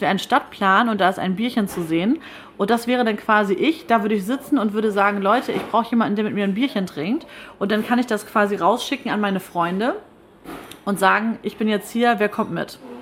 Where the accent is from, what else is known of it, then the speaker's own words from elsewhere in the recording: Kayhude, Schleswig-Holstein, Germany; Ich bin ja in Kelhuda aufgewachsen und das ist direkt nebenan